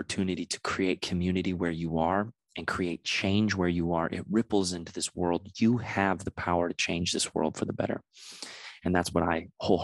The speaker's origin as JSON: {"language": "English", "town": "San Diego", "region": "California", "country": "United States", "moved": "yes", "lives_now": "Los Angeles, United States", "said": "I'm from San Diego"}